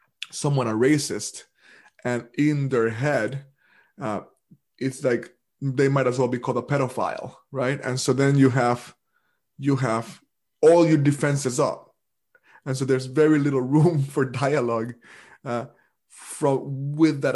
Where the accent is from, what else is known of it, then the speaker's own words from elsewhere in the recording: Puerto Rico; now in United States; I'm not only from the Caribbean, I'm from Puerto Rico. And Puerto Rico is a formal and actual colony of the United States right now. So I grew up as a colonial subject.